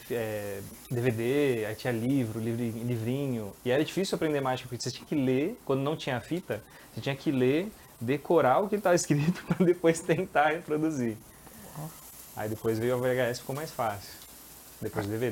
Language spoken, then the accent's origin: Portuguese; São Bernardo do Campo, São Paulo, Brazil; born there; Não, eu sou nascido em São Bernardo. São Bernardo. São Bernardo, depois mudei para São Paulo